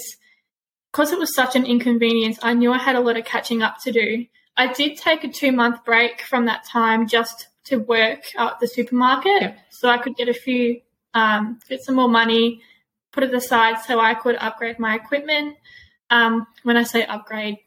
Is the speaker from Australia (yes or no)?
yes; Gippsland, Victoria, Australia; moved away as an adult; now in Melbourne, Australia; I'm from Gippsland. Moving to Melbourne